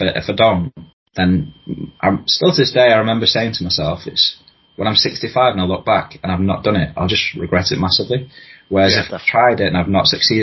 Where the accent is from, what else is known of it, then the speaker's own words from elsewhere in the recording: Wigan, North West England, United Kingdom; I grew up in Wigan, around the corner from the Snake Pit.